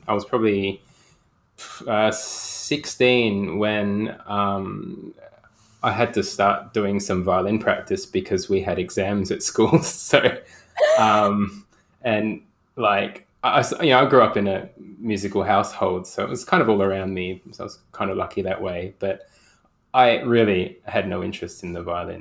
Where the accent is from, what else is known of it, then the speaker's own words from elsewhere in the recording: Perth, Western Australia, Australia; I hail from Perth, the planet of Perth, and I'm in Perth right now.